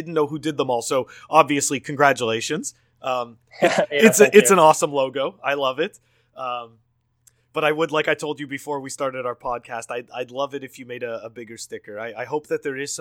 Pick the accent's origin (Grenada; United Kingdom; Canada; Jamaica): Canada; I come from Canada